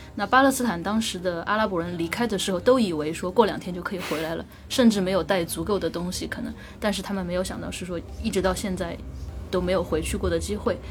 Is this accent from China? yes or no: yes; China; 我们中国人